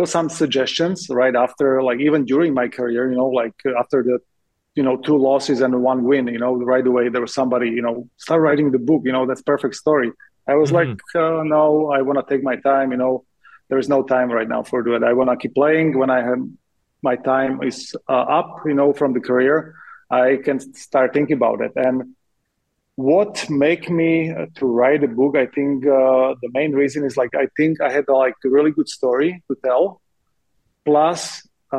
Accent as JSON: {"language": "English", "town": "Trenčín", "region": "Trenčín Region", "country": "Slovakia", "tie": "born or raised there", "also_born_or_lived": "Chicago", "moved": "as an adult", "said": "Trenčín, to my hometown"}